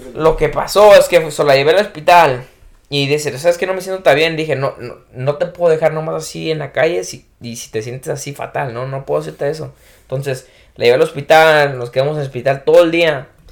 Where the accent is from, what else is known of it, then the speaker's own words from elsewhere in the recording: Jalisco, Mexico; soy de Jalisco